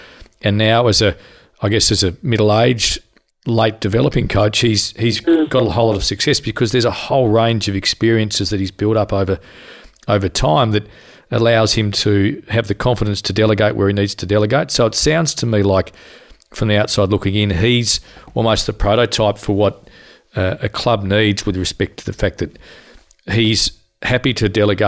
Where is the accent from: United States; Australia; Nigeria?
Australia; Tasmania; we're from Tasmania